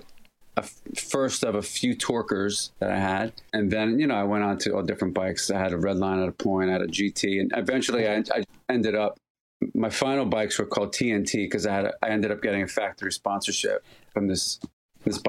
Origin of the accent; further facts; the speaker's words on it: New Jersey, United States; Born and raised in Jersey, just outside of Manhattan, about 4 miles or so from the crossing, from the George Washington Bridge